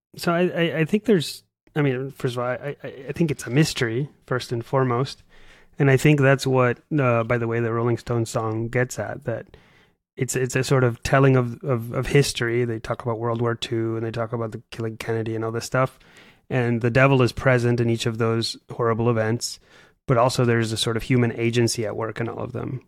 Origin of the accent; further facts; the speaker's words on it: Paraguay; now in United States; I'm from Paraguay, South America